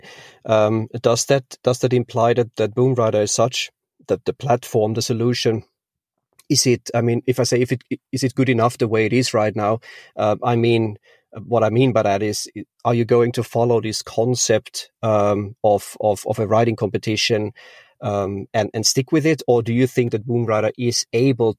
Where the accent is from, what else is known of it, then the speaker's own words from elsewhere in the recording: Austria; I'm from Austria, I was born and raised there.